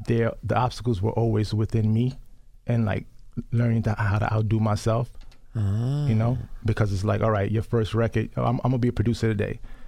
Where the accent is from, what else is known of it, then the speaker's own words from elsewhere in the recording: New York City, New York, United States; also born or lived in Honduras; I grew up in the South Bronx, tough area.